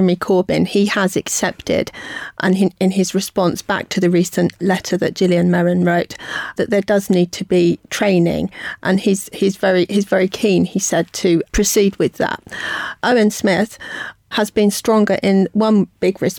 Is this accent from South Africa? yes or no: no; United Kingdom; we are British Jews and part of the fabric of the country